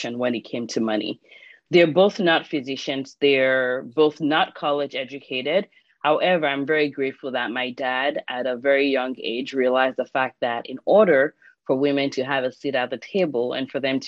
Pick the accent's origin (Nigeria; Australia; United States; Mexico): Nigeria; moved away as an adult; I grew up in Nigeria